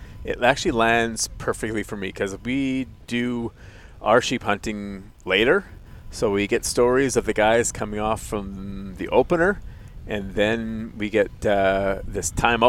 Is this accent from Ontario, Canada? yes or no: no; the Fraser, British Columbia, Canada; I grew up on the Fraser, just being part of a suburb just an hour away. So this is my backyard